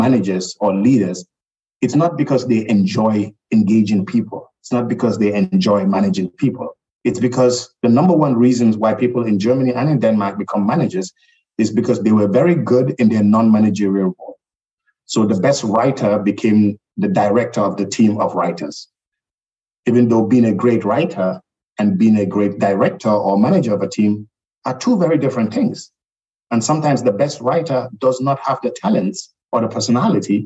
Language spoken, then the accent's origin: English; Gambia; now in Europe; even though I was born and raised in the Gambia, I'm European myself